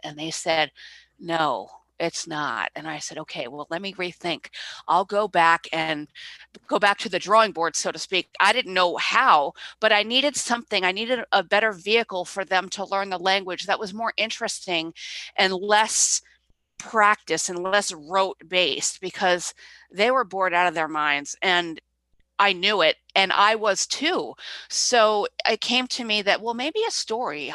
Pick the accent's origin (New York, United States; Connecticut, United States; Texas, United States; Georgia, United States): Connecticut, United States; Clinton; also born or lived in Vermont / New Hampshire; I grew up in Clinton, Connecticut